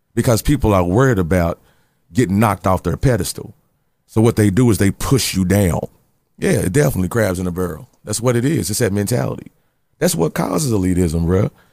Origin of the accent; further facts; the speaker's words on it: Louisville, Kentucky, United States; I'm from Louisville, Kentucky, and I got that gene.